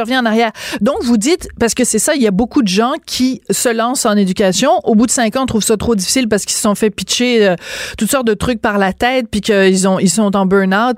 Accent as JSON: {"language": "French", "country": "France", "tie": "born or raised there", "moved": "yes", "lives_now": "Quebec, Canada", "said": "j'allais à la maternelle trois ans parce que je suis née en France"}